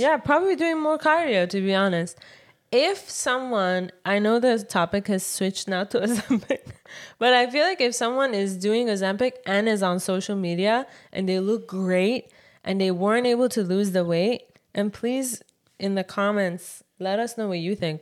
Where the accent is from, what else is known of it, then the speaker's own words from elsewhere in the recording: Iran; moved away; from Iran